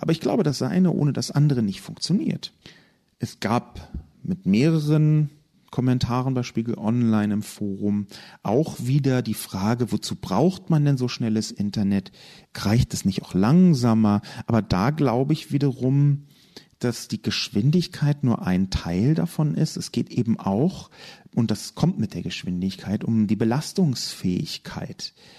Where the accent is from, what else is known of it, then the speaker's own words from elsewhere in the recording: Berlin, Germany; Ich komme aus Berlin, bin in Westberlin aufgewachsen, der halben Stadt, die es nicht mehr gibt.